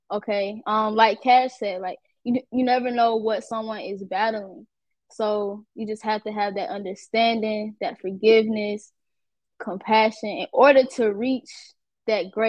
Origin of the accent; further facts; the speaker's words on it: Atlanta, Georgia, United States; I'm from Atlanta